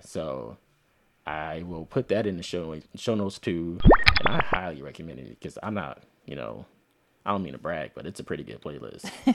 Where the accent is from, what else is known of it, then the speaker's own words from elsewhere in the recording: Philadelphia, Pennsylvania, United States; accent: Philly African-American vernacular; I'm not from the South, but I'm from Philly